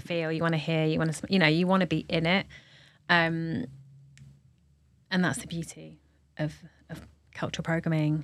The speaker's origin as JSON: {"language": "English", "region": "London", "country": "United Kingdom", "tie": "born or raised there", "said": "as a Londoner"}